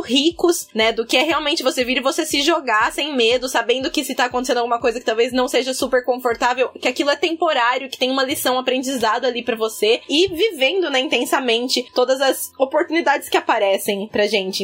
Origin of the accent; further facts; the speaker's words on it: Brazil; moved away as an adult; now in Ireland; eu saí do Brasil para me encontrar